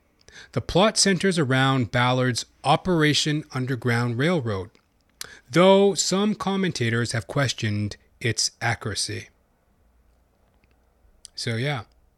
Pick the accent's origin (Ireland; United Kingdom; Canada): Canada; Matter of fact, I'm a Canadian. I'm a Canuck, eh?